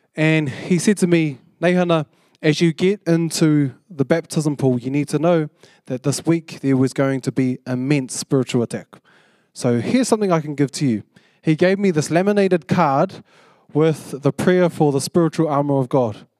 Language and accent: English; Porirua, Wellington, New Zealand; moved away as an adult; now in Auckland, New Zealand; I came up from Purirua, 'cause I, I grew up in Purirua.